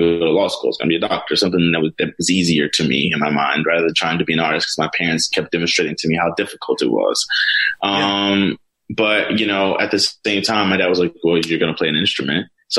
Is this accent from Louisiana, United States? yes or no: yes; New Orleans, Louisiana, United States; I grew up in New Orleans. My parents are musicians. My dad's a classically trained saxophonist, and my mom's a jazz vocalist. So music was really heavy in our home.